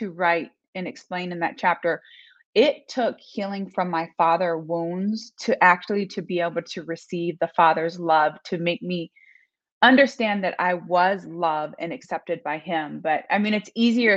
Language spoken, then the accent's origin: English; Las Vegas, Nevada, United States; now in Michigan, United States; Currently living in Michigan, but I grew up in Las Vegas, Nevada.